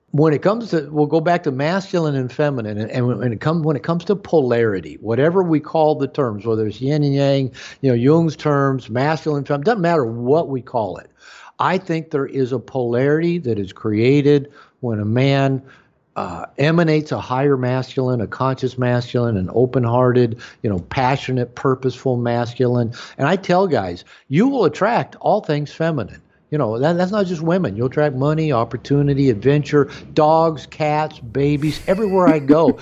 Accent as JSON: {"language": "English", "country": "United States", "tie": "born or raised there", "said": "as an American, as a white American male, you know, growing up in that culture"}